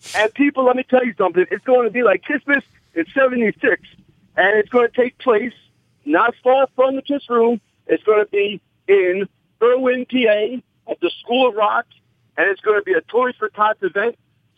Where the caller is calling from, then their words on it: Australia; This is the star child. I'm calling from Australia.